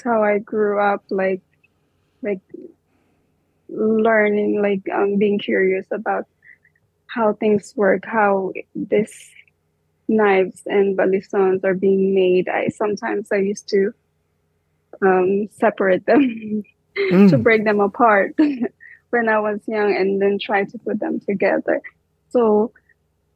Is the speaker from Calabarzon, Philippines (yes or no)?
yes; Lipa, Calabarzon, Philippines; moved away as an adult; also born or lived in Israel; now in New York City, United States; I was born in Lipa City, Batangas.